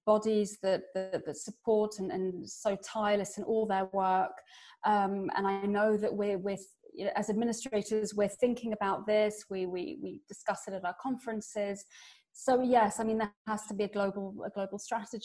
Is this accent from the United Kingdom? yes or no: yes; England, United Kingdom; now in Paris, France; I'm English